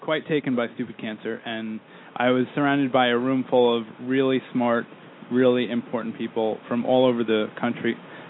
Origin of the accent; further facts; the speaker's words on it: Islip, New York, United States; There's two ice lips. One is my hometown.